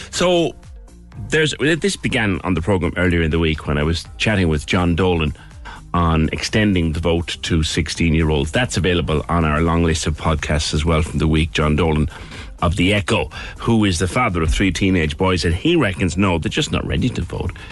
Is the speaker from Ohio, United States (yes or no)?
yes; Akron, Ohio, United States; now in Cork, Ireland; I'm from Akron, Ohio. I've lived in Cork 25 years.